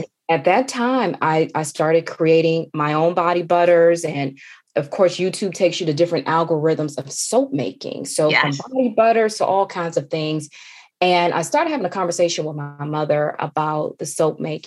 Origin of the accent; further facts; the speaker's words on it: Washington, District of Columbia, United States; also born or lived in Georgia; I grew up in the Washington, D.C. area, but my family's from the South, from Georgia